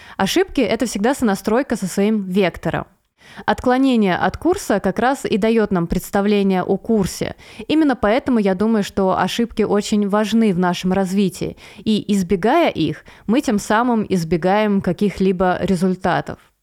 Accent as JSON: {"language": "Russian", "town": "Veliky Novgorod", "region": "Novgorod Oblast", "country": "Russia", "tie": "born or raised there", "said": "в своем небольшом городе, откуда я родом, э, из Великого Новгорода"}